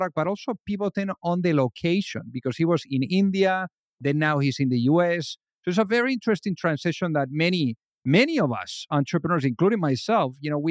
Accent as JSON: {"language": "English", "country": "Spain", "moved": "yes", "lives_now": "United States", "said": "from where I came from Spain"}